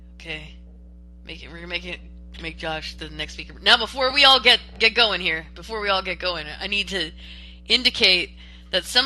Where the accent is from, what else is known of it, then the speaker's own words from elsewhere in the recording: Texas, United States; As a Texan